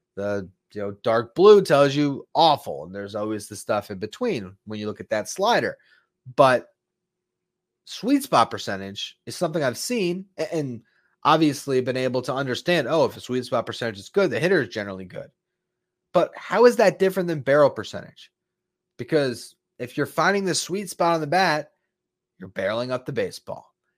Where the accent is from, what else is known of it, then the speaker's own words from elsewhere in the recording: South Florida, United States; growing up in South Florida